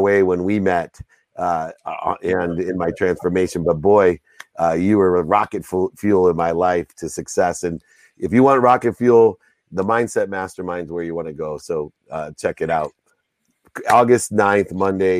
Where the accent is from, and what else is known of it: San Diego, California, United States; born or raised there